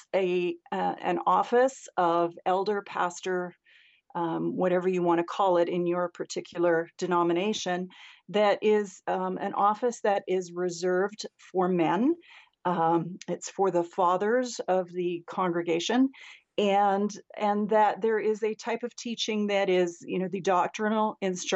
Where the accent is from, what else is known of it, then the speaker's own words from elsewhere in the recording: Canada; So I'm actually a Canadian. I live up in Canada.